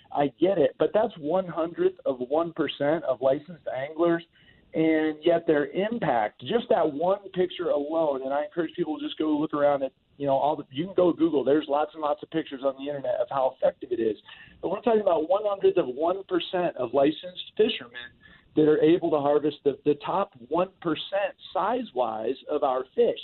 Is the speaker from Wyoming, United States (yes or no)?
no; Florida, United States; moved away; I grew up in Florida